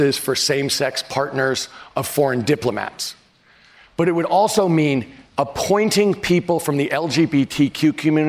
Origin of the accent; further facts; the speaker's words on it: San Francisco, California, United States; my hometown of San Francisco